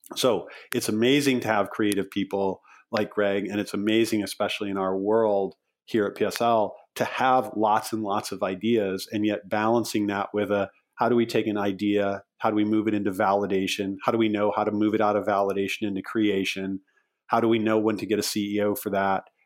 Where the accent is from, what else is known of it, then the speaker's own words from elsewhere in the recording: Chicago, Illinois, United States; I grew up sailing and I'm from the Chicago area. I grew up sailing on Lake Michigan.